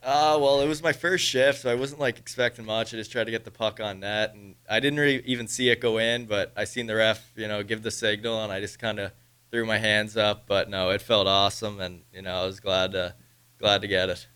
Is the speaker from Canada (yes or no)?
yes; Prince Edward Island, Canada; moved away; I'm from Prince Edward Island, Canada, so it's a little island on the East Coast.